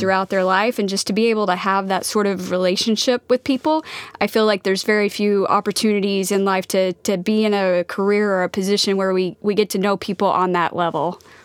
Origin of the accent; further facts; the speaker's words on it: Wapanucka, Oklahoma, United States; moved away; Wapanuck, Oklahoma